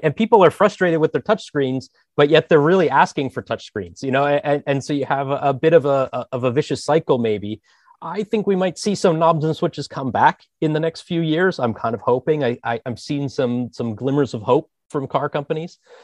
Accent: Philadelphia, Pennsylvania, United States; moved away as an adult; now in Amsterdam, Netherlands; I'm American. I'm from Philly. So, uh, you know, I spent a long time there living in the Philadelphia area

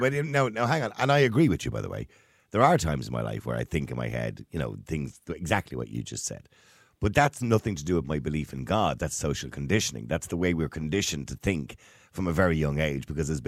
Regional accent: Ireland; all those kind of little isms that we say as Irish people, right?

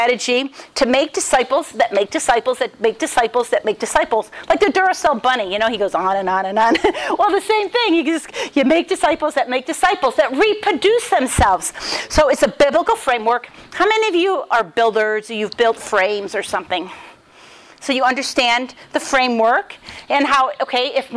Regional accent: Rochester, New York, United States; now in Dayton, United States; I'm from Rochester, New York, but I live in Dayton, Ohio

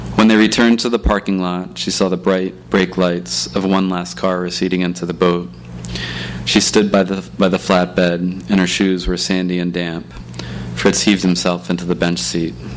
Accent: Philadelphia, Pennsylvania, United States; moved away as an adult; also born or lived in Sitka, Alaska; growing up in Philly, especially downtown

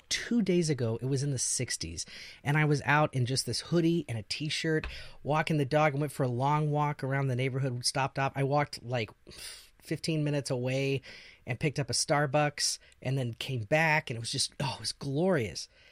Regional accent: Missouri, United States; moved away; growing up in Missouri is the same way

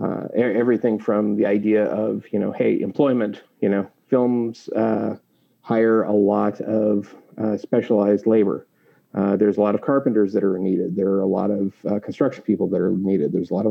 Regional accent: Lewis-Clark Valley, United States; There were parts of growing up in the Lewis Clark Valley that was very difficult for me.

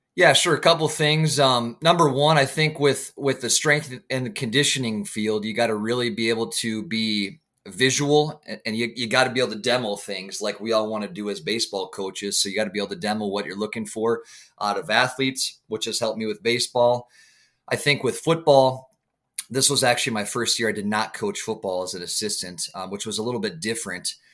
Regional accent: St. Croix Falls, Wisconsin, United States; born and raised in Saint Croix Falls, Wisconsin

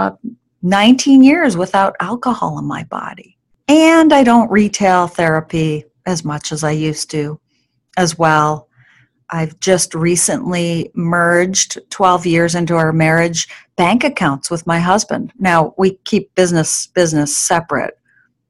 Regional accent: New York, United States; now in Alaska, United States; where I grew up in New York

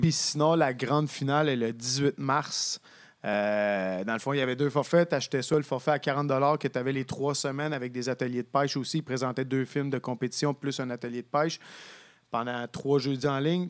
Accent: Sherbrooke, Quebec, Canada; je viens de Sherbrooke

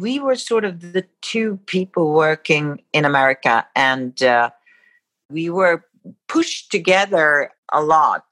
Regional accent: Sweden; moved away; growing up in Sweden

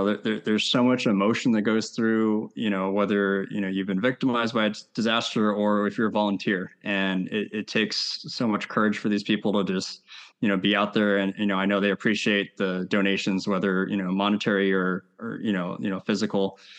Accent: Hawaii, United States; you're born and raised in Hawaii, going to games. The majority of, you know, football games in the 90s when I was, you know, single digit age wise.

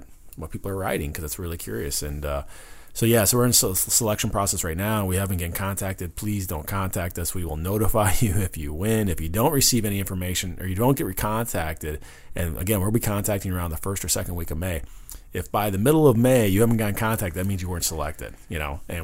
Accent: Wisconsin, United States; I grew up in Wisconsin

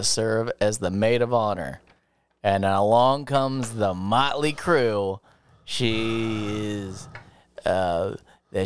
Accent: Ohio, United States; moved away; I'm from Ohio

